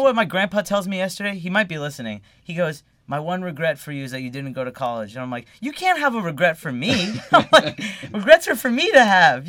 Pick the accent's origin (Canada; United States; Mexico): United States; Davie, Florida; moved away as an adult; also born or lived in Fort Lauderdale, Florida; now in Los Angeles, United States; I'm from Fort Lauderdale originally, like West Broward. I went to high school in Davie at Western High School, home of the Wildcats.